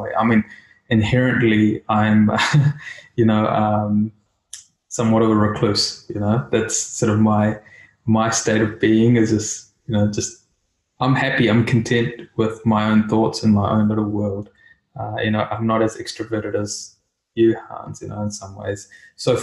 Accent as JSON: {"language": "English", "country": "India", "tie": "born or raised there", "said": "as a kid, you know, growing up in India, I learned different things"}